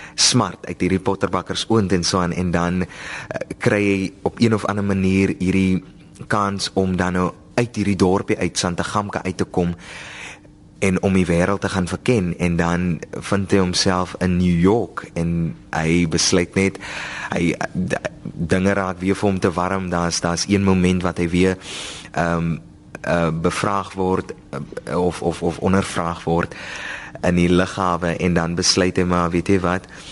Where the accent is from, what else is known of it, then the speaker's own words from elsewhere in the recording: Oudtshoorn, Western Cape, South Africa; ek is van die Karoo myself ek is daar van die van die sowerige strate van Oudtshoorn